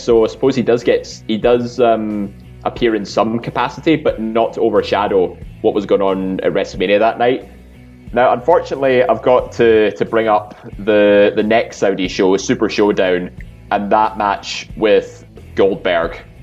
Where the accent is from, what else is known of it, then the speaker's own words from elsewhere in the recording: Scotland, United Kingdom; we're all Scottish